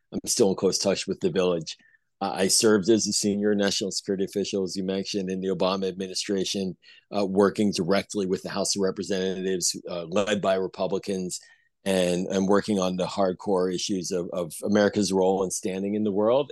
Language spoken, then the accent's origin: English; Pittsburgh, Pennsylvania, United States; now in Montgomery County, Maryland, United States; I grew up in Pittsburgh in Squirrel Hill